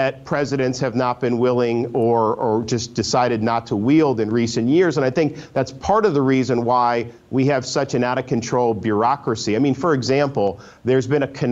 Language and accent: English; Florida, United States; I grew up in Florida and I've always loved the state.